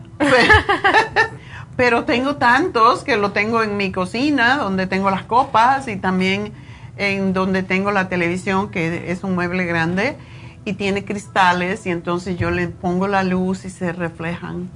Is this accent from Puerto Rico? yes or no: no; Cuba; moved away as an adult; also born or lived in Los Angeles; me fui de Cuba